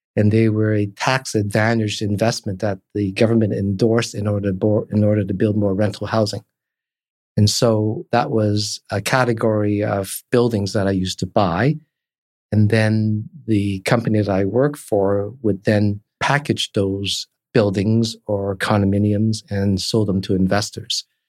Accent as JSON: {"language": "English", "town": "Toronto", "region": "Ontario", "country": "Canada", "tie": "born or raised there", "also_born_or_lived": "Hong Kong", "moved": "as an adult", "lives_now": "Vancouver, Canada", "said": "I started off in Toronto, grew up there, went to high school"}